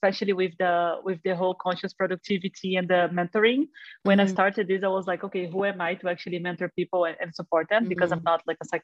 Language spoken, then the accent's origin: English; Rio de Janeiro, Brazil; moved away; I am originally from Brazil, from Rio.